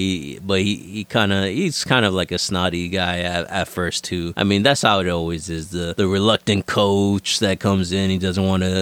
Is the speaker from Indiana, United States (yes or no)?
no; Florida, United States; we're from Florida.